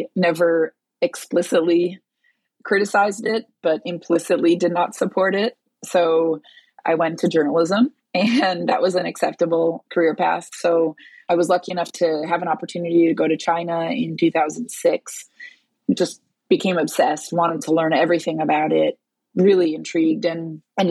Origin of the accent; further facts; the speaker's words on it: Brazil; I was born in Brazil